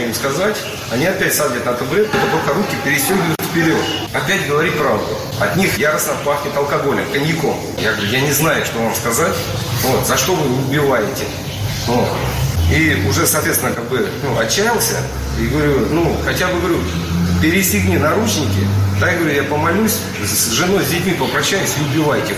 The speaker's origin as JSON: {"language": "Russian", "country": "Ukraine", "tie": "born or raised there", "moved": "yes", "lives_now": "Russia", "said": "я родом с Украины"}